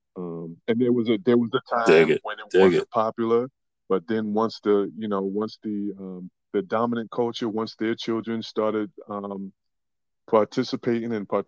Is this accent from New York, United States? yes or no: yes; New York City, New York, United States; also born or lived in Henrico County, Virginia; now in Richmond, United States; I'm born and raised in the Bronx.